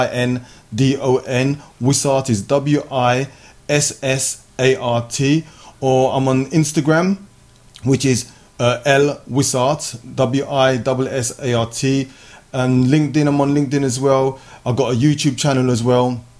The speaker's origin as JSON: {"language": "English", "region": "London", "country": "United Kingdom", "tie": "born or raised there", "moved": "yes", "said": "In North London, my hometown, Tottenham."}